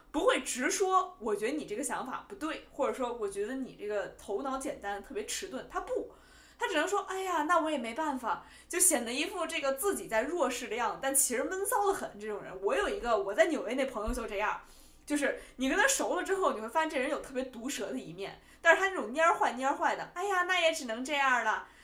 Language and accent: Chinese; Beijing, China; accent: Beijing accent (京腔); moved away as an adult; now in New York, United States; 虽然我是从小在北京长大，所以说话京腔也比较重